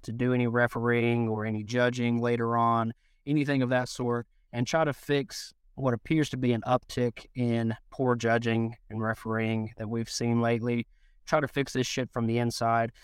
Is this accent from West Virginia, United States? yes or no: yes; West Virginia, United States; I currently work for the Athletic Commission within my home state of West Virginia